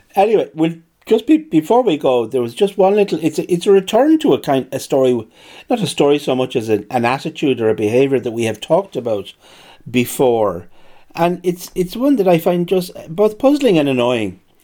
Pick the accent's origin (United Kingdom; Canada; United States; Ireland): Ireland